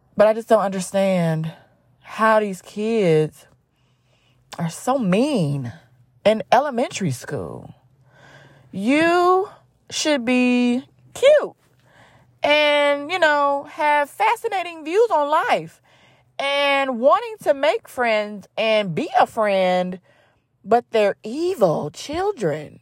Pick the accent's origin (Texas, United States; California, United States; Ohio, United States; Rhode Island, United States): Ohio, United States; Cleveland; I grew up, born and raised in Cleveland, Ohio